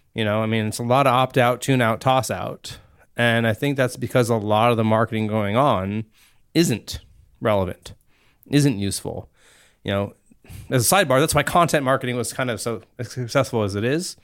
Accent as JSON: {"language": "English", "town": "Cupertino", "region": "California", "country": "United States", "tie": "born or raised there", "also_born_or_lived": "Africa / Virginia", "said": "I actually grew up here in the Bay Area"}